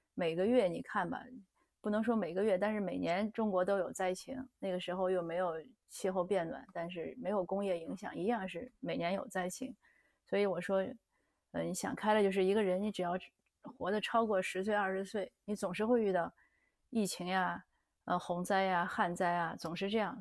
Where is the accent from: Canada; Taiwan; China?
Canada; 我们加拿大这边呢